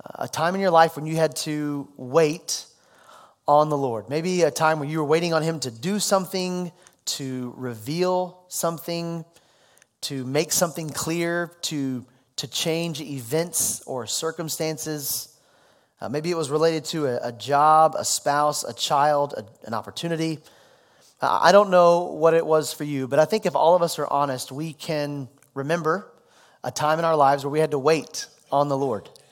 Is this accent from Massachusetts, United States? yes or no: no; Louisville, Kentucky, United States; also born or lived in Dallas, Texas; made it back to my hometown, Louisville